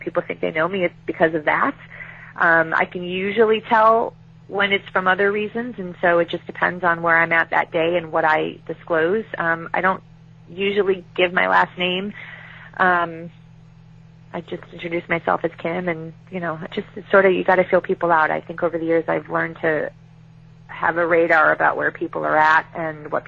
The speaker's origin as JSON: {"language": "English", "town": "Chicago", "region": "Illinois", "country": "United States", "tie": "born or raised there", "said": "I was raised as in Chicago"}